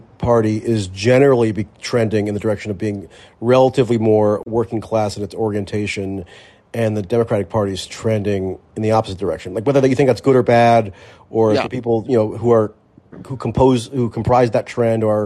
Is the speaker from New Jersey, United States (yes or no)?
yes; New Jersey, United States; moved away; I'm from New Jersey originally